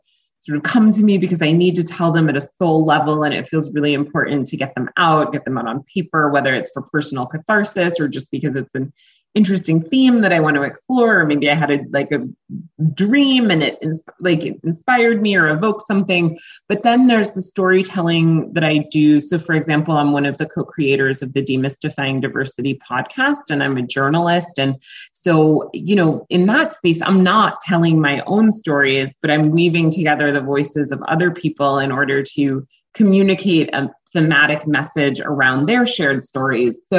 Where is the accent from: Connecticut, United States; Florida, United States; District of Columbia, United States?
Connecticut, United States; Greenwich; now in Philadelphia, United States; I'm from Greenwich, Connecticut, but I live in Philadelphia, Pennsylvania, and I've lived here for the last maybe 11 or so years